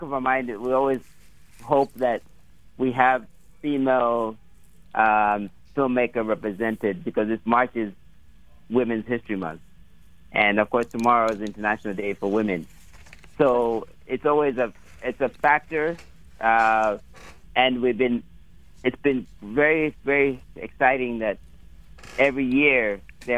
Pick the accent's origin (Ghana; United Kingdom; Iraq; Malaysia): Ghana; moved away as an adult; also born or lived in Malawi / Iowa; now in Washington, D.C., United States; I am from Malawi. But I grew up in Ghana. I grew up in Ghana. I did my high school in Ghana, and then Iowa is another connection of mine. I went to the University of Iowa